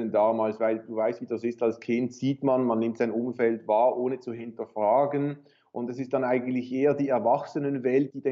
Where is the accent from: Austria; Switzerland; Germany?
Switzerland; Basel-Landschaft; also born or lived in Paris, France / Chicago, United States / Winterthur; Ich bin in Paris geboren, aber wir hatten dort nur die ersten paar Monate meines Lebens gelebt und dann die Schweiz und dann Chicago und dann wieder Schweiz. Also den Hauptteil meiner Jugend schon in der Schweiz zwischen Winterthur zu Beginn und dann Baselland.